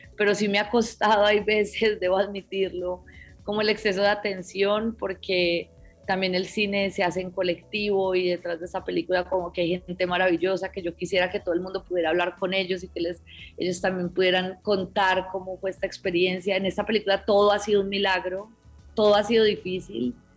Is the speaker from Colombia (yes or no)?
yes; Colombia